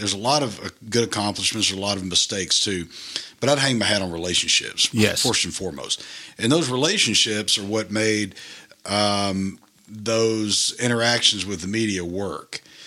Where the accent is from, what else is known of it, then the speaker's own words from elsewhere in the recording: Delhi, Louisiana, United States; moved away as an adult; I grew up in Delhi, Louisiana